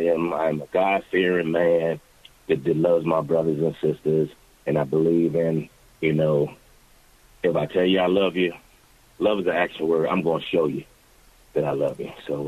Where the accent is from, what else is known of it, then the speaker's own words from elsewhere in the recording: Philadelphia, Pennsylvania, United States; Philadelphia was my everything. Definitely was. It helped me mold into the person that I am.